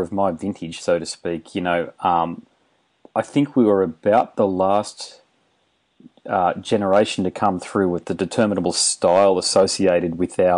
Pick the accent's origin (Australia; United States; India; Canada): Australia; Queensland; now in Western Australia, Australia; I'm from Queensland